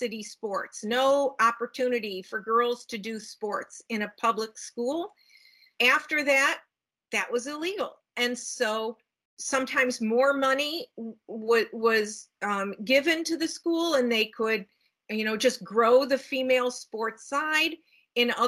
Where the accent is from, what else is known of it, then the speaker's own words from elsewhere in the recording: Cleveland, Ohio, United States; now in Seattle, United States; I do now live in Washington State in Seattle, but I grew up in the Midwest in Cleveland, Ohio